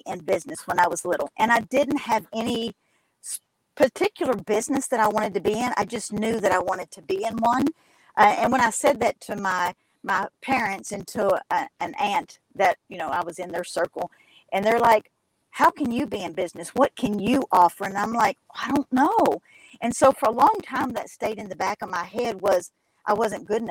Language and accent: English; Kentucky, United States; accent: twang; also born or lived in Alabama; I am in Kentucky. You can probably hear my dialect very clearly